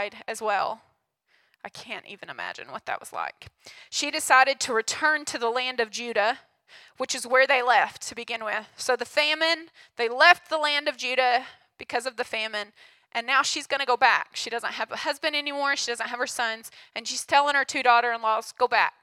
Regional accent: Hugo, United States; I grew up in Hugo

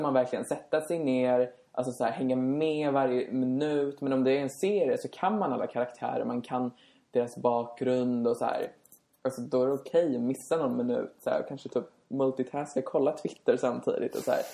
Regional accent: Sollentuna, Stockholm County, Sweden; moved away as an adult; now in Västerås, Sweden; Vi är från Stockholm, jag är från Sollentuna

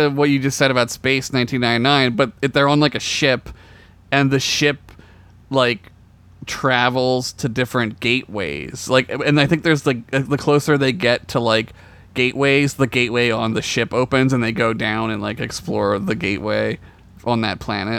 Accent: Oklahoma, United States; I'm from Less, Oklahoma.

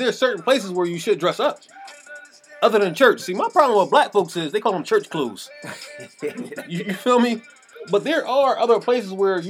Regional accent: Philadelphia, Pennsylvania, United States; I'm from West Philadelphia.

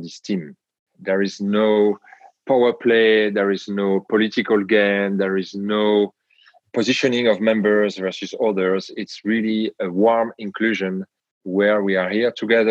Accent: France; accent: French; English is a second language; now in Amsterdam, Netherlands; I'm a European from France, as you can hear in my accent.

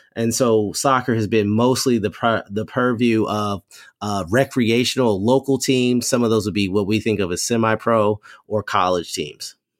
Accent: Kentucky, United States; moved away; also born or lived in Maryland; I grew up in Kentucky playing soccer, uh, uh, in the nineteen eighties, early nineties.

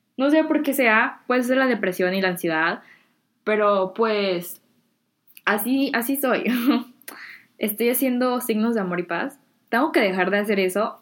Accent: Mexico; now in United States; allá en México tengo mucha gente y muchos amigos

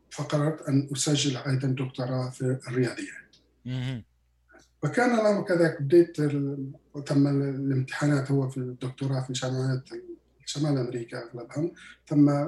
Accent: Quebec, Canada; أنا من مقاطعة كيباك أنا من كندا من مقاطعة كيباك نحن ندرس بالفرنسية

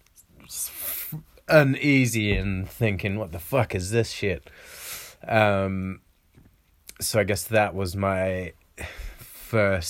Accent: New Zealand; my hometown in New Zealand.

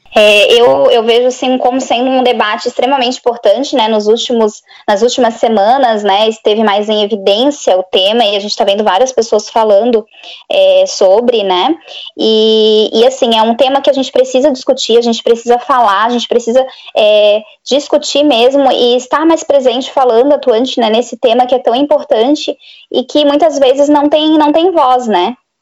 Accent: Florianópolis, Santa Catarina, Brazil; eu sou de Florianópolis, Santa Catarina.

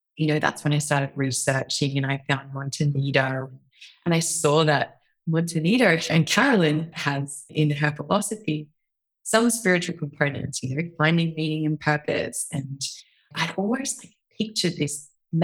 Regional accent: Australia; moved away as an adult; also born or lived in New York; being an Australian

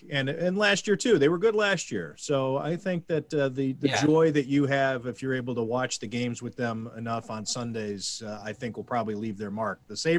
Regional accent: Ohio, United States; I'm from Ohio.

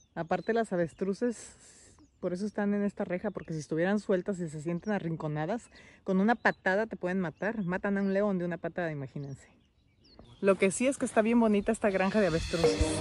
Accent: Mexico; Te venimos a saludar desde México

